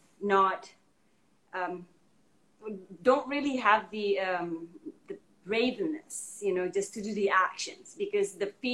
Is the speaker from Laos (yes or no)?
no; Indonesia; now in United States; I'm from Indonesia